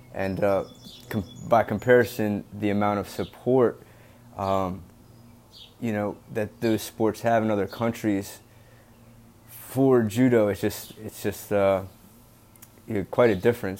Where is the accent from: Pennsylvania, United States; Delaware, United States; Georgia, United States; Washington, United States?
Delaware, United States; now in Boston, United States; I currently live in Boston, Massachusetts. I'm from Delaware